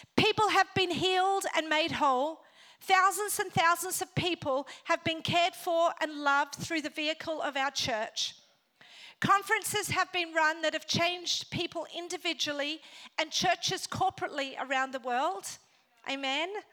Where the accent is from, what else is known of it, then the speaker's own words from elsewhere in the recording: Australia; moved away as an adult; also born or lived in Northern Ireland / Africa; now in Sydney, Australia; Then my family migrated to Australia. And then I grew up in Australia